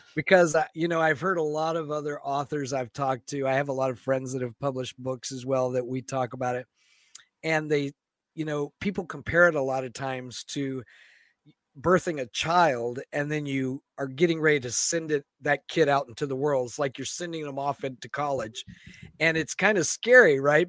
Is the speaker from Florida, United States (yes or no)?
yes; Florida, United States; moved away as an adult; now in Seattle, United States; growing up in Florida